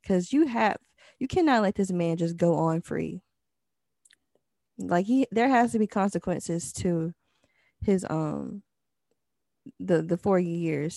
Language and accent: English; the South, United States; I'm from the South